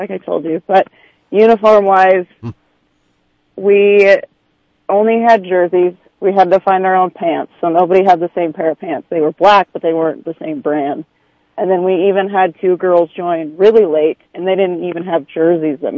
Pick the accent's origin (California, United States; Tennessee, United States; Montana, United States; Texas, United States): Montana, United States; now in San Francisco, United States; I'm from Montana.